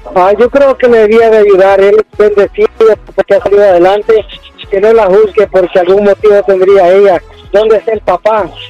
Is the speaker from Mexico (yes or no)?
yes; Jalisco, Mexico; moved away; soy de, de Jalisco